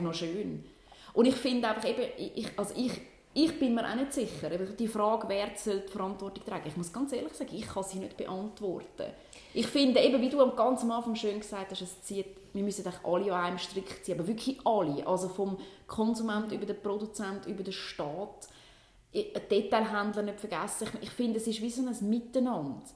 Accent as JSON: {"language": "German", "country": "Switzerland", "said": "bei uns in der Schweiz"}